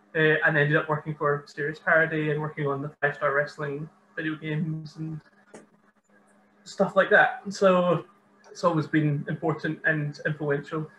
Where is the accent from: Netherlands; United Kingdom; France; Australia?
United Kingdom; Maybole, Scotland; also born or lived in Dundee; I'm from Maybole, which is just south of Ayr originally